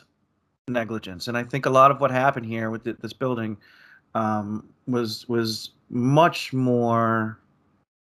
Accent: Miami, Florida, United States; moved away; I'm a native born Floridian, born and raised in Miami, lived in Miami for 21 years

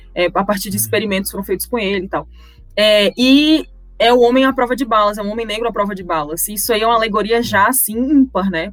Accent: Brazil; sou brasileira

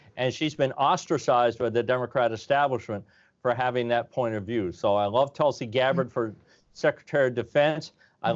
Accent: Vermont, United States; also born or lived in San Diego; I'm from Vermont.

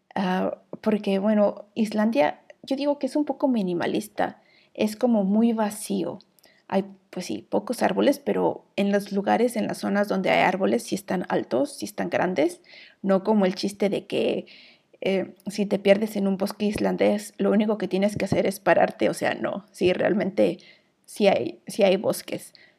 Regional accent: Mexico; moved away as an adult; now in Iceland

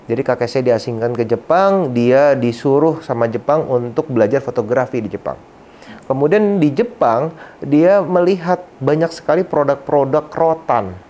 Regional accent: Padang, West Sumatra, Indonesia; Kebetulan saya orang Sumatera Barat, orang Padang gitu ya.

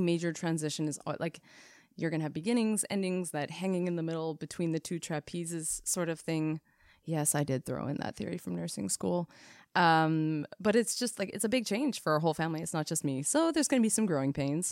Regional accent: Canada; We are Canadian R Ns

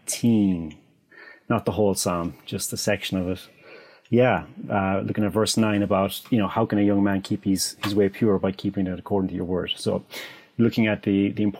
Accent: Ennis, Munster, Ireland; also born or lived in Dallas / Ukraine; I'm from Ennis, County Clare

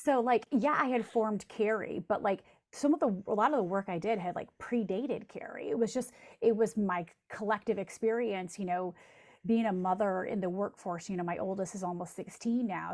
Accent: Jackson, Michigan, United States; my hometown of Jackson, Michigan

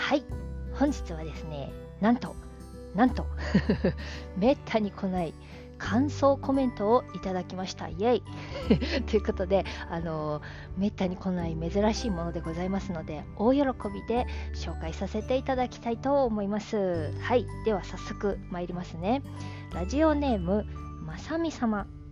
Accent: Japan; also born or lived in China; 私の生まれはね中国なんですよで中国で生まれて日本で育ちました

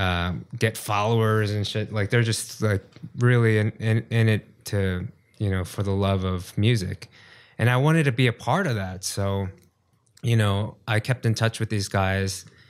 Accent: New York, United States; moved away as an adult; now in South Korea; Born and raised in New York.

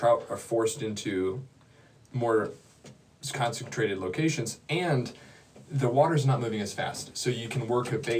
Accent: Wisconsin, United States; moved away; after I moved from Wisconsin.

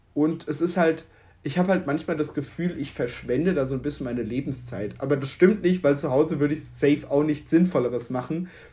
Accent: Germany; als Deutscher

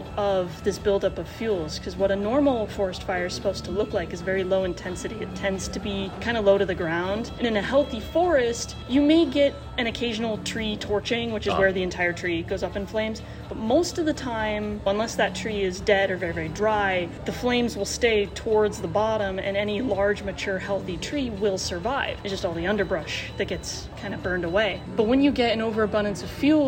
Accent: Wyoming, United States; moved away as an adult; now in Walla Walla, United States; I'm from Wyoming

